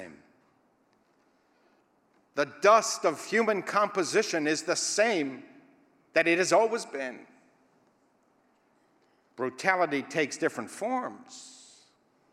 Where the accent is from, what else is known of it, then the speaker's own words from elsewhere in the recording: Israel; I was taught as a youth growing up in Israel